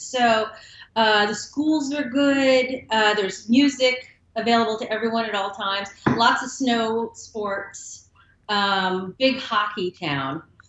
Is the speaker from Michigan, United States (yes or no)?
no; Rochester, New York, United States; moved away as an adult; also born or lived in Napa; I grew up in Rochester, which is between Syracuse and Buffalo, right under the lake. So we get a lot of lake effects. I grew up around snow.